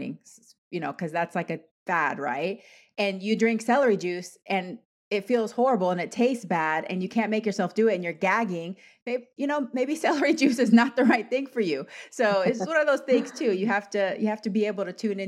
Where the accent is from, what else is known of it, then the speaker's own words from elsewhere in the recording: Panama; I'm Latin American. I'm Panamanian